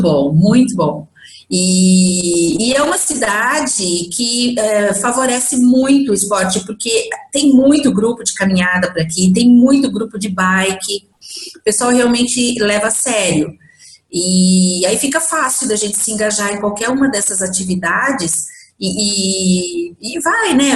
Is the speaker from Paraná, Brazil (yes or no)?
no; Bragança Paulista, São Paulo, Brazil; eu sou de Bragança Paulista